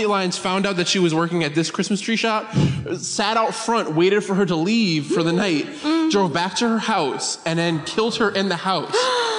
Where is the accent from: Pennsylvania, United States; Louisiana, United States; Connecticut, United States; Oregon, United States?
Connecticut, United States; I'm from Connecticut